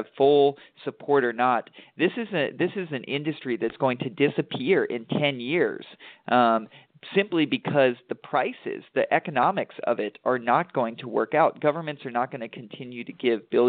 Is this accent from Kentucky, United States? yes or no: yes; Eastern Kentucky, United States; I'm from Eastern Kentucky. I grew up in a coal mining community